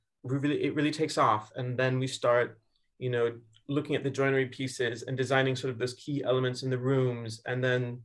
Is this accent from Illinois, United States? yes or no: yes; Chicago, Illinois, United States; moved away; I'm from Chicago originally, so walking along the lakeshore in Chicago